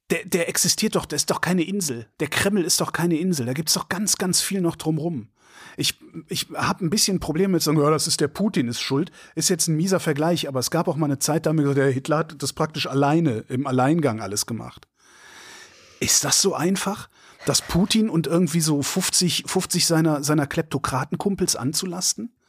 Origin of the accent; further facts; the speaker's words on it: Germany; Und ich bin in der Bundesrepublik Deutschland West groß geworden.